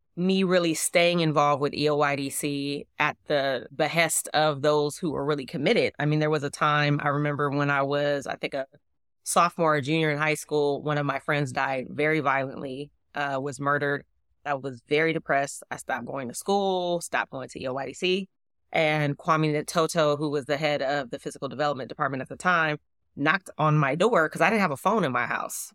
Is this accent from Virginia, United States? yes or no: no; Oakland, California, United States; I am from Oakland, California, specifically East Oakland, specifically deep East Oakland